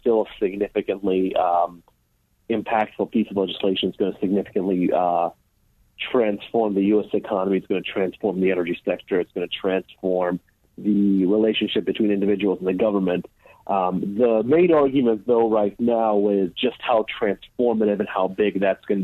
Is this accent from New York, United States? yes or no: yes; New York, United States; I am from New York.